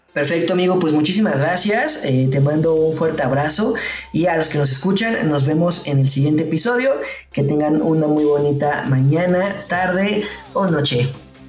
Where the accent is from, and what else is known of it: Mexico